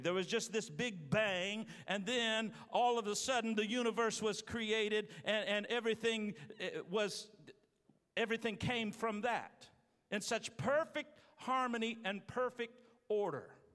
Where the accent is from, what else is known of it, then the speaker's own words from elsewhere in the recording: Terre Haute, Indiana, United States; moved away; I'm from Terre Haute, Indiana.